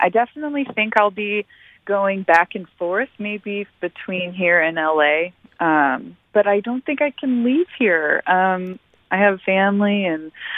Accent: Defiance, Missouri, United States; I grew up in Defiance.

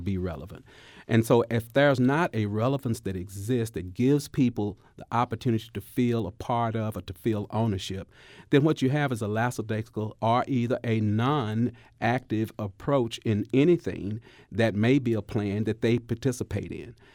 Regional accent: Dallas Fort Worth area, Texas, United States; moved away as an adult; now in Missouri, United States; as a 20 year resident now, I'm initially from the Dallas Fort Worth area.

